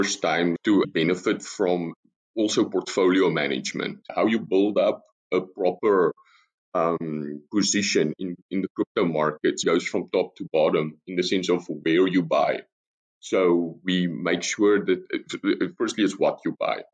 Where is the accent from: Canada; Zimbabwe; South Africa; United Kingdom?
South Africa; moved away as an adult; now in Netherlands; as you probably noticed from the accent already, I'm South African, but I've been in the Netherlands for the past 8 years.